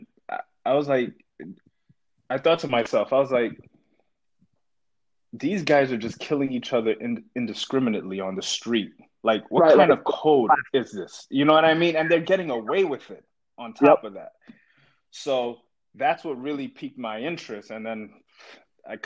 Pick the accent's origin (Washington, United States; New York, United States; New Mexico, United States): New York, United States; New York City; I grew up in Brooklyn, New York